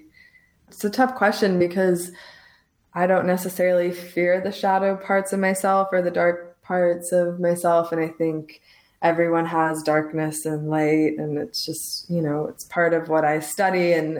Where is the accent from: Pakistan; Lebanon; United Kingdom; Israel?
Lebanon; also born or lived in Los Angeles, United States; now in Santa Teresa, Costa Rica; I'm from Lebanon and my family is Muslim